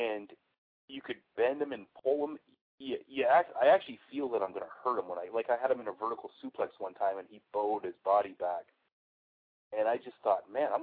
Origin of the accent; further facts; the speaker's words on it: the Northwest, Pacific Northwest, United States; I grew up in the Northwest